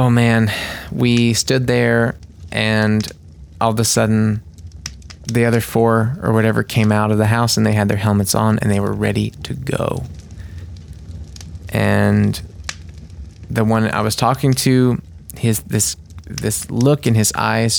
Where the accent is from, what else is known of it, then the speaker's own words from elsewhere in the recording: United States; I'm the American guy